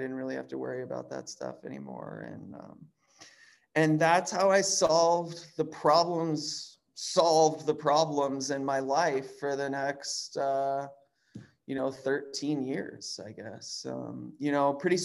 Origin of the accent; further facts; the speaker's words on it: Chicago, Illinois, United States; I grew up in Chicago